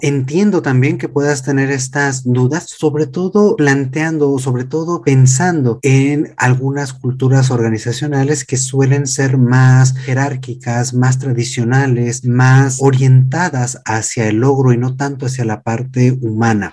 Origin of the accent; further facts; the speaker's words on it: Mexico; aquí en México